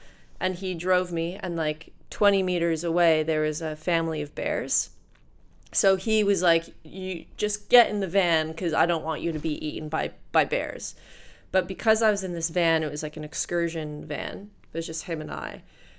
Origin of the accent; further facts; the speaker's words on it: Canada; as a Canadian